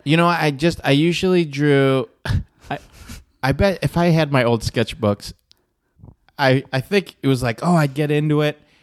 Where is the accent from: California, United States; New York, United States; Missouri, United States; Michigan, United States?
Michigan, United States; born or raised there